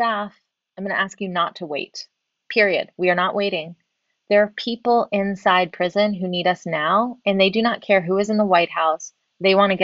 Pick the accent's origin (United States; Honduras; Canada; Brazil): United States; the South; I grew up in the South